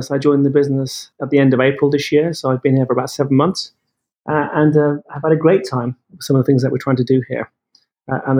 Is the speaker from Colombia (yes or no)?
no; United Kingdom; as you can tell from my from my accent, I'm I'm from the UK, um, but my parents were are from India. Uh, I was born in the UK. Um, and brought up there and educated there